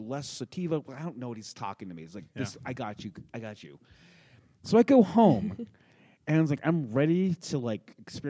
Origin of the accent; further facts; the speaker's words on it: New Mexico, United States; We are from New Mexico